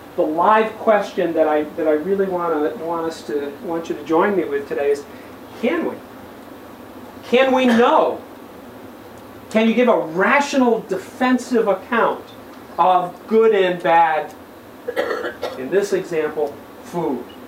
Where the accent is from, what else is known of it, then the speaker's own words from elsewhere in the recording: St. Cloud, Minnesota, United States; my hometown of scenic St. Cloud, Minnesota